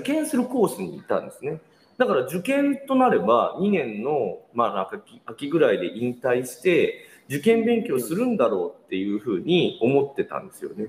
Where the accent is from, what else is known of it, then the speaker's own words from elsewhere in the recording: Nagoya, Aichi, Japan; moved away; 同じ名古屋界隈